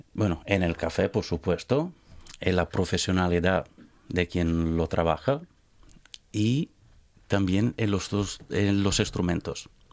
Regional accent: village next to Laura Pausini's, Emilia-Romagna, Italy; Spanish is a second language; moved away as an adult; also born or lived in Barcelona, Spain; now in Gijón, Spain; Yo vengo del pueblo al lado de …. Es un pueblo pequeño, en la colina

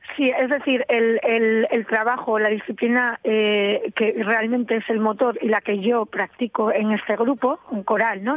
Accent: Gijón, Asturias, Spain; moved away as an adult; also born or lived in Paris, France / Cabranes, Asturias; yo soy de Gijón

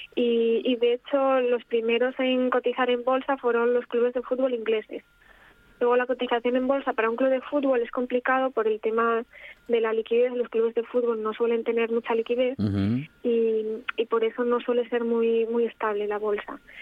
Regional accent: Gijón, Asturias, Spain; also born or lived in Paris; soy eh, de Gijón

